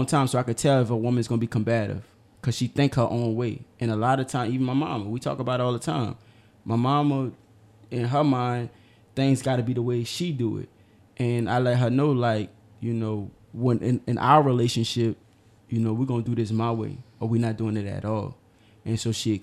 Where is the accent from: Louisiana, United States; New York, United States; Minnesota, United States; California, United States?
Louisiana, United States; New Orleans; I'm from New Orleans.